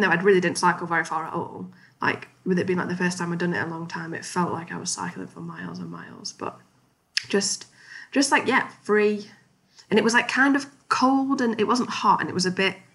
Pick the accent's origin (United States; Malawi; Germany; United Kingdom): United Kingdom; Chesterfield, East Midlands; now in Newcastle, United Kingdom; I grew up in Chesterfield, a town in Derbyshire, and that's like very Midlands